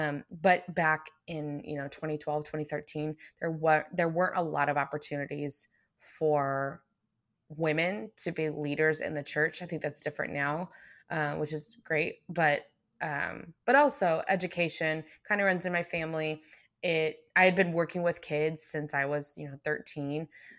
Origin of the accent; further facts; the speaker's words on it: McKinney, Texas, United States; So I grew up in McKinney, North Dallas, or North Texas, really.